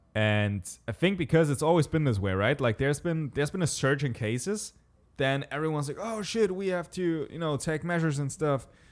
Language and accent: English; Southern Germany, Germany; We're from Germany. And I said, like, "The city, s-, southern Germany."